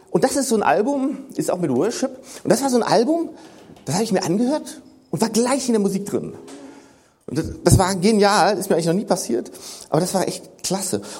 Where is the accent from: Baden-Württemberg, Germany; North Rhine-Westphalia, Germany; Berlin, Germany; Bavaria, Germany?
North Rhine-Westphalia, Germany; ich komme ja aus dem Rheinland, gibt's das Siebengebirge. Und dazu muss ich sagen, wir Rheinländer haben ein bisschen anderes Verständnis von Gebirgen.